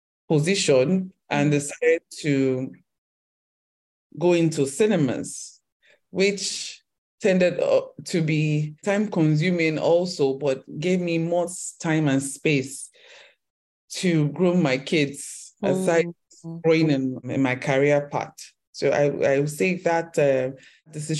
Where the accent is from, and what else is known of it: Lagos, Nigeria; born or raised there